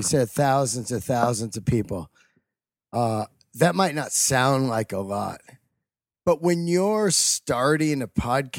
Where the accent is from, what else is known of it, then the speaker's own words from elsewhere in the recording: the Bay Area, California, United States; also born or lived in Yosemite; I grew up in the Bay Area, ate barbecue in Oakland all my life at a place called Flint's. Off of Shattuck Street, I believe, 48th and Shattuck.